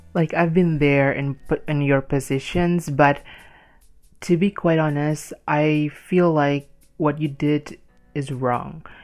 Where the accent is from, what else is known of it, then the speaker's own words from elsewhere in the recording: Indonesia; English is a second language; I born and raised in Indonesia